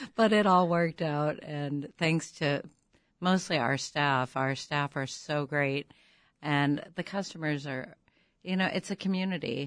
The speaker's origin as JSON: {"language": "English", "town": "St. Louis", "region": "Missouri", "country": "United States", "moved": "yes", "lives_now": "Chicago, United States", "said": "I'm from Saint Louis"}